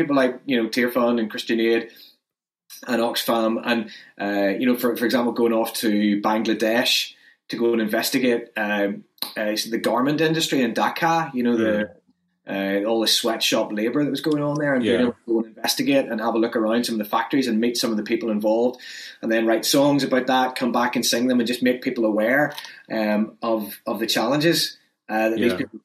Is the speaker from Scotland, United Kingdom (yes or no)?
no; Northern Ireland, United Kingdom; I come from Northern Ireland, which has its own problems